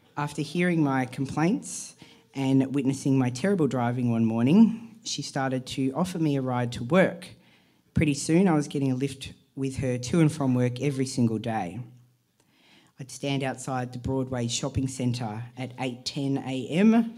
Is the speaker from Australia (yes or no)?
yes; Perth, Western Australia, Australia; now in Melbourne, Australia; I grew up in Perth in the 1990s